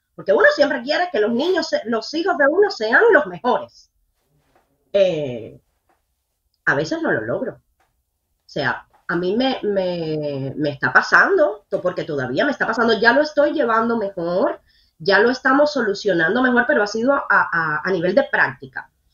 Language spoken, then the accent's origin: Spanish; Matanzas, Cuba; now in Miami, United States; yo no soy habanera, yo soy matancera, yo soy del campo